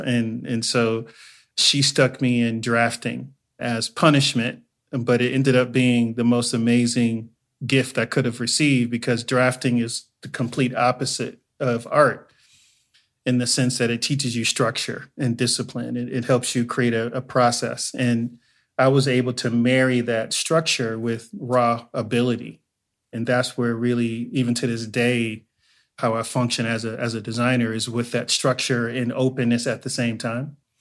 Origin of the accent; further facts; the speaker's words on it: Inglewood, California, United States; also born or lived in Joliet, Illinois; I am originally from Joliet, Illinois. I was born there, but I moved to Inglewood, California when I was three years old. So I was raised in Inglewood, and so I claim Inglewood